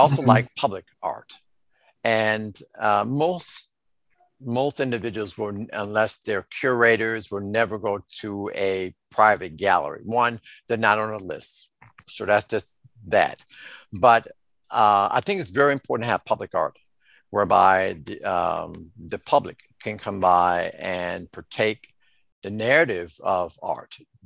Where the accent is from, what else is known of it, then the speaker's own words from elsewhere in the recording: Chicago, Illinois, United States; I grew up in the Henry Horner Housing Projects